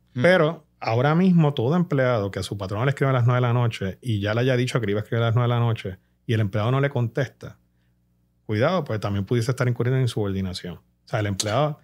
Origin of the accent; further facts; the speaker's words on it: Puerto Rico; como puertorriqueños